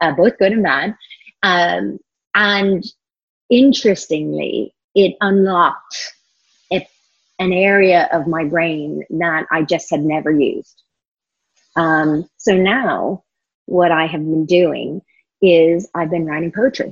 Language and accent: English; California, United States; moved away; California, which is my home state